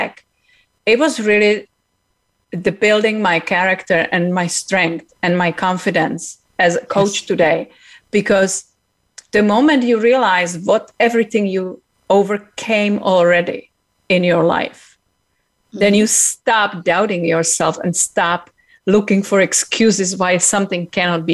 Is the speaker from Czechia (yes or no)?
yes; Czechia; now in United States; I came from Czech Republic. I was actually born in communism.